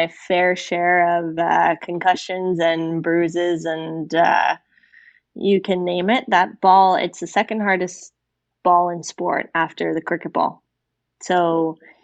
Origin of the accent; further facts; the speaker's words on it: Ontario, Canada; us Ontario girls were a bit more gritty